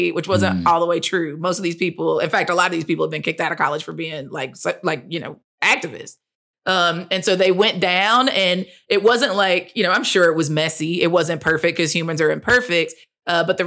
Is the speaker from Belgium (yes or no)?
no; Chattanooga, Tennessee, United States; also born or lived in Chicago; I was born in Chattanooga, Tennessee, which is in the Tennessee River Valley.